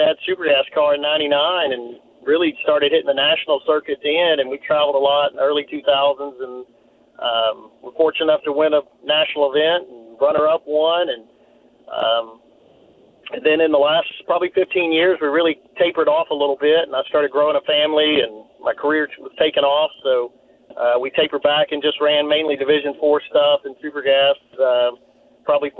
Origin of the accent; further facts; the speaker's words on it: Louisiana, United States; now in Katy, United States; I grew up in Louisiana